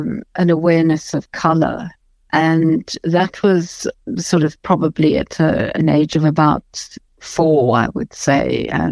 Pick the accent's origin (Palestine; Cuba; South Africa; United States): South Africa; first language English; I'm a white South African and I'm English speaking